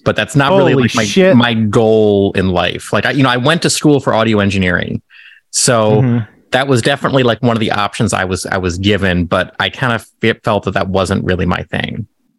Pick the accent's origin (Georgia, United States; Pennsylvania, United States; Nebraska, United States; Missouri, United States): Nebraska, United States; I grew up in Nebraska.